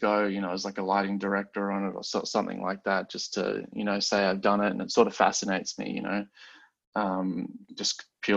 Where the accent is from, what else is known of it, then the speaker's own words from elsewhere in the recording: Australia; moved away; growing up in Australia